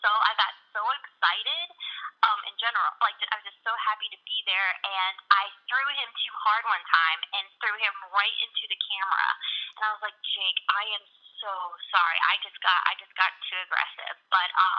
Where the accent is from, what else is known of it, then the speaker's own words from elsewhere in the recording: Atlanta, Georgia, United States; I am from Atlanta, Georgia.